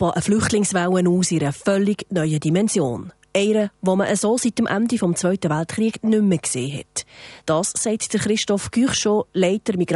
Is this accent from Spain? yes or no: no; Croatia; German is a second language; now in Switzerland; Ich komme aus Kroatien und habe ein gleiches Schicksal 91 bis 95 gehabt.